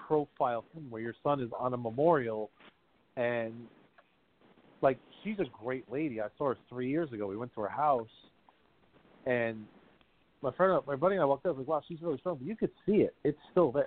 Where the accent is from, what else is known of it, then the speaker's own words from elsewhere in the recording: South River, New Jersey, United States; South River. That's where I'm from